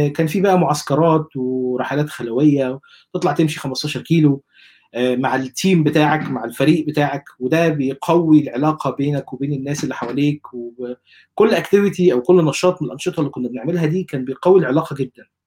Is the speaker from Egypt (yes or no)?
yes; Egypt; moved away as an adult; also born or lived in Saudi Arabia / United Arab Emirates / Shibin El Kom, Monufia; now in New Zealand; انا عشت اتولدت في مصر وبعدين عشت شويه في السعوديه وشويه في الامارات مع اسرتي قبل ما آه، اكبر يعني وبعدين آه، نزلت مصر بقى اخذت الاعداديه